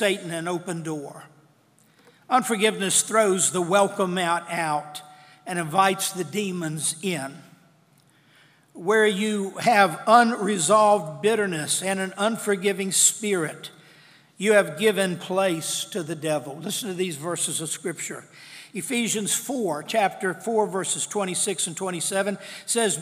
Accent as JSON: {"language": "English", "town": "Madison Heights", "country": "United States", "tie": "born or raised there", "said": "I was raised over in Reichard Road"}